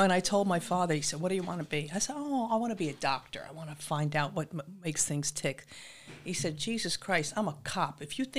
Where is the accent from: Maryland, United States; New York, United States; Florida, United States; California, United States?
New York, United States; Massapequa Park; also born or lived in Brooklyn, New York; Born in Brooklyn, raised on Long Island in Massapequa Park.